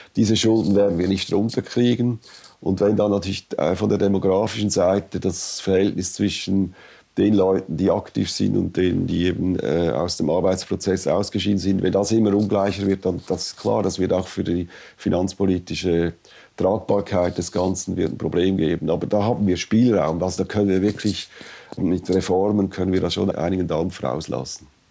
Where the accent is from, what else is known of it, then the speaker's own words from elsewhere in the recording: Switzerland; als Schweizer